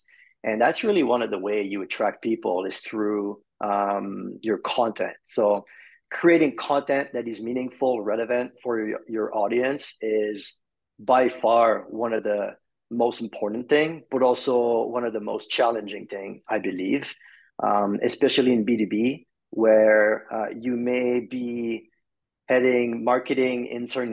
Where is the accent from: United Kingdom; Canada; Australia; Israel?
Canada; Montreal, Quebec; I'm from Montreal, Canada.